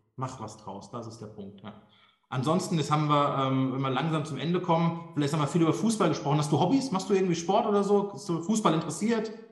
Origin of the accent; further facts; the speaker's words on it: Darmstadt, Hesse, Germany; Meine Geburtsstadt Darmstadt